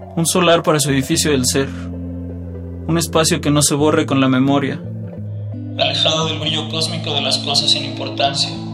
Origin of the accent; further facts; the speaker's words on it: Mexico City, Mexico; vengo de Iztapalapa